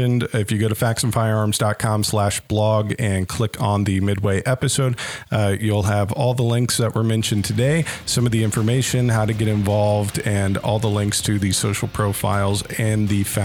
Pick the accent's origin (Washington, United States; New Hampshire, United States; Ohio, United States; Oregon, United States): Ohio, United States; Columbus; now in Cincinnati, United States; I grew up in Columbus and now live here